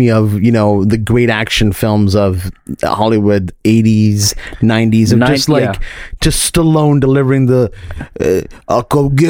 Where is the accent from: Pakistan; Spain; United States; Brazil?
Pakistan; I'm Pakistani for all those who are wondering.